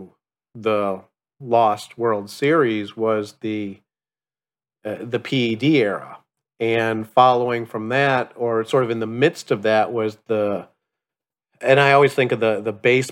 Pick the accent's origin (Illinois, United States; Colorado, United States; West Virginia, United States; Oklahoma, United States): Illinois, United States; Chicago; I grew up in Chicago